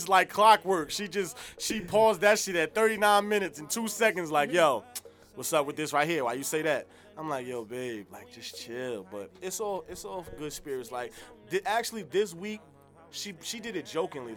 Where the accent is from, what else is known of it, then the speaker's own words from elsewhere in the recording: New Jersey, United States; I'm up here from Jersey